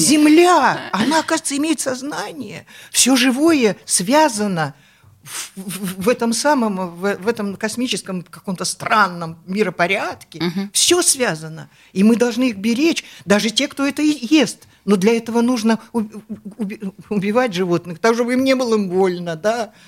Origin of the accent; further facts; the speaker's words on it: Omsk, Omsk Oblast, Russia; moved away; also born or lived in Moscow; я сибирячка, я из Омска